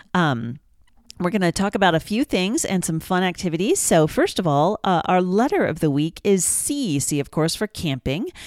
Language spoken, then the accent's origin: English; Kansas, United States; I'm from Kansas